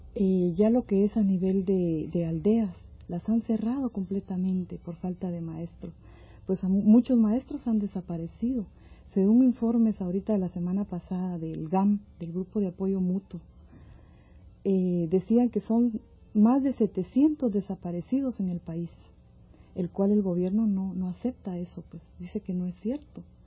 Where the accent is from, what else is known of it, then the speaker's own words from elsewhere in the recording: Mazatenango, Suchitepéquez, Guatemala; moved away as an adult; now in Mexico; Yo soy del sur de Guatemala, de un lugar que se llama Mazatenango.